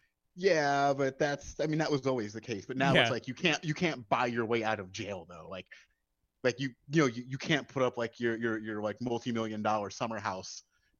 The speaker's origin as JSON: {"language": "English", "town": "Asbury Park", "region": "New Jersey", "country": "United States", "said": "I am from Asbury Park, sir. … country."}